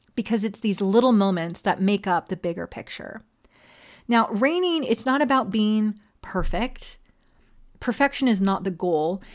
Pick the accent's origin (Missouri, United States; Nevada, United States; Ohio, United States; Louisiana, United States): Nevada, United States; Las Vegas; also born or lived in Hawaii; originally from Hawaii, all right? But I was raised on the Ninth Island, A K A Las Vegas